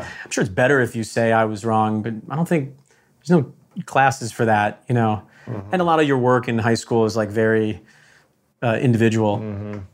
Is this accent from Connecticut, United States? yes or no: yes; Connecticut, United States; I'm from Connecticut